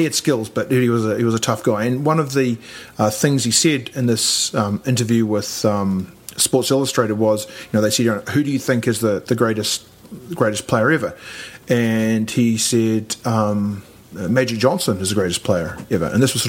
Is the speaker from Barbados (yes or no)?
no; New Zealand; Well, I know I'm a New Zealander actually, and or English even.